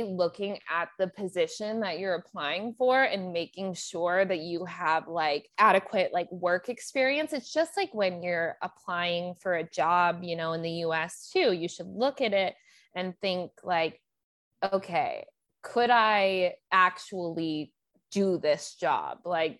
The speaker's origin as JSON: {"language": "English", "country": "United States", "said": "I'm American, so I know, you know, I have a lot of useful skills and I know better because look at our country."}